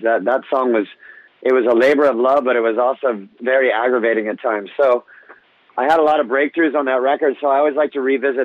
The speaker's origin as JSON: {"language": "English", "area": "Orange County", "region": "California", "country": "United States", "tie": "born or raised there", "said": "I grew up in Orange County, California."}